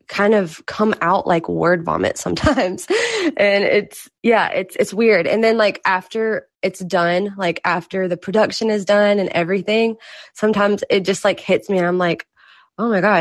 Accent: Mississippi, United States; also born or lived in Los Angeles, United States; now in Nashville, United States; I'm originally from Mississippi, and I moved to LA for about 2 years

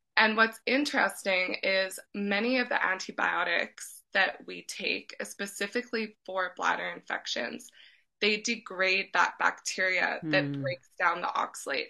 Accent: Edmonton, Alberta, Canada; moved away as an adult; also born or lived in Vancouver; I'm originally from Edmonton, but I moved to Vancouver and lived two years.

